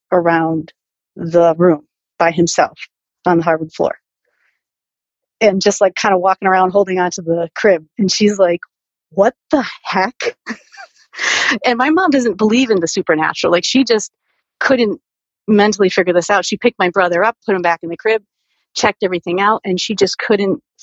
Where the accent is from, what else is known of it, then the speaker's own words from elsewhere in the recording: New Britain, Connecticut, United States; I was born and raised in New Britain, Connecticut.